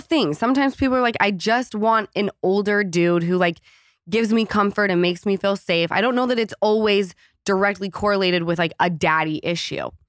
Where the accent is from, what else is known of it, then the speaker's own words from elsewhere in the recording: Utah, United States; moved away; coming from Utah